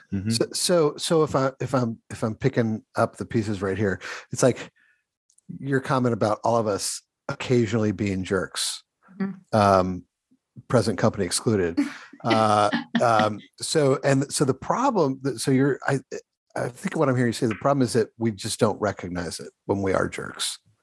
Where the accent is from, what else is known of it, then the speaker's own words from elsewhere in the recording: Ohio, United States; I'm an Ohio boy